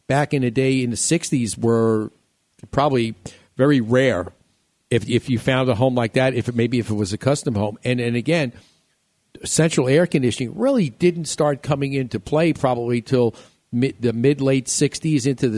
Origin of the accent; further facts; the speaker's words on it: New York, United States; moved away; I grew up in New York